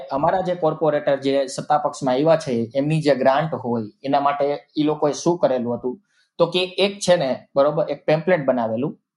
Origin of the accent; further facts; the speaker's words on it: Gujarat, India; અમે ગુજરાતથી આવીએ છીએ